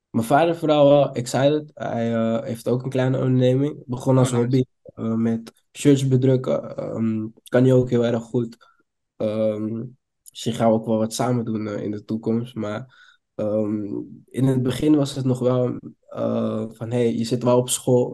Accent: Amsterdam, North Holland, Netherlands; Ik kom uit Amsterdam

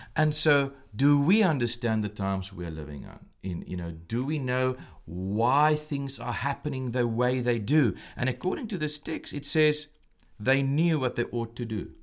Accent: South Africa; moved away as an adult; now in Williamsport, United States; I'm originally from South Africa

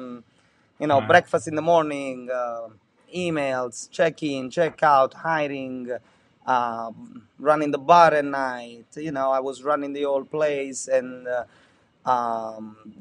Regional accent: Amalfi Coast, Campania, Italy; English is a second language; moved away as an adult; now in Naples, Florida, United States; I grew up on the Amalfi Coast

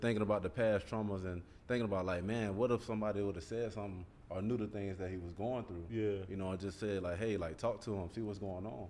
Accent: Columbus, Georgia, United States; coming from the neighborhood I came came from East Wind Lane, like I'm right around the block from um, Carver High School

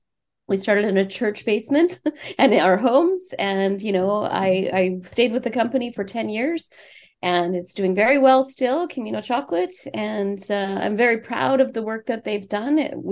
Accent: Saskatchewan, Canada; Yeah, I'm a prairie girl. I come from Saskatchewan

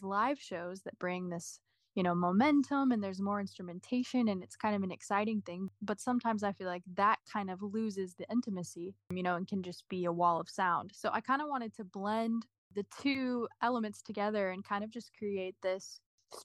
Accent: Willis, Texas, United States; moved away as an adult; also born or lived in Dallas, Texas; now in Nashville, United States; I'm from a small town called Willis, Texas, and that's an hour north of Houston. So that's where I grew up.

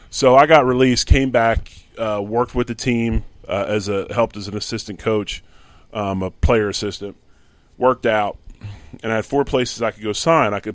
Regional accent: Philadelphia, Pennsylvania, United States; He does his homework and knows I'm from Philly, right? He's got a Philly, he's got two Philly cheesesteaks on his desk

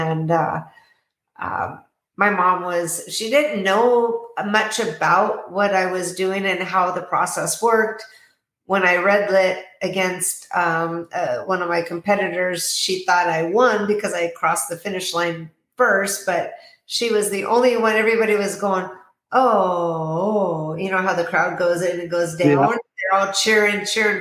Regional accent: Tacoma, Washington, United States; now in Arizona, United States; I was born and raised in Tacoma, Washington.

